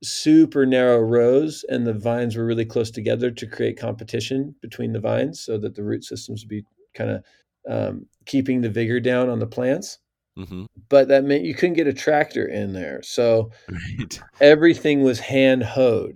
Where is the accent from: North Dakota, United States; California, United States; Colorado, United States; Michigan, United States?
California, United States; Central Coast; moved away as an adult; also born or lived in Mexico; growing up on the Central Coast, it was always rural